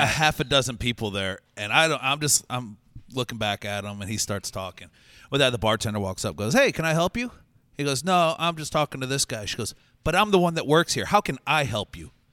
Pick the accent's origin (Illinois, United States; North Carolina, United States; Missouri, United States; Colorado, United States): Missouri, United States; St. Louis